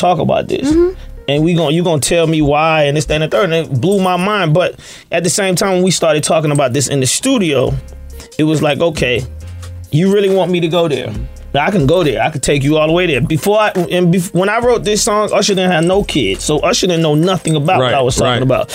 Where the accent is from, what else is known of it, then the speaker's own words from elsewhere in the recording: Atlanta, Georgia, United States; I'm from Atlanta